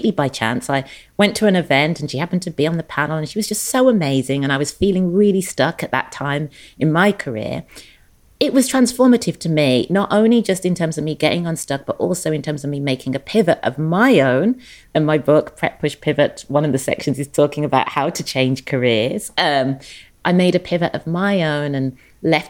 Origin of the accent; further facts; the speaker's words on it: England, United Kingdom; moved away as an adult; also born or lived in London; now in Los Angeles, United States; born and raised in England, educated in England, started my career in London